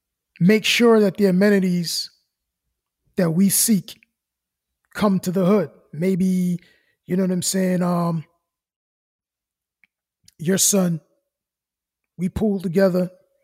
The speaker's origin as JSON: {"language": "English", "town": "New York City", "region": "New York", "country": "United States", "said": "Like, I'm from Brooklyn."}